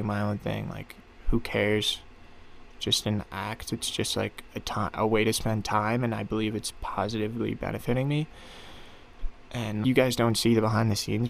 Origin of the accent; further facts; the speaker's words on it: Glen Rock, New Jersey, United States; I grew up in Glen Rock, New Jersey, one of the safest neighborhoods in probably in the entire country.